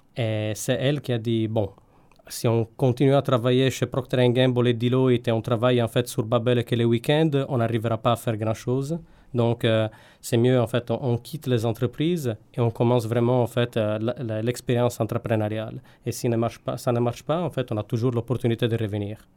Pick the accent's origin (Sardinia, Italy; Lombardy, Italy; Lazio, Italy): Sardinia, Italy; French is a second language; moved away; also born or lived in Turin / Paris; je viens de Sardaigne